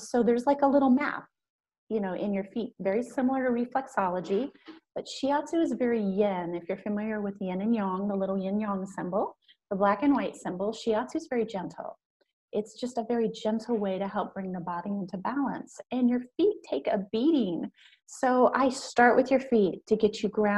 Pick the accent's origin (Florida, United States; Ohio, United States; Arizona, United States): Ohio, United States; Newark; also born or lived in Oregon; Here in Newark, Ohio. So I grew up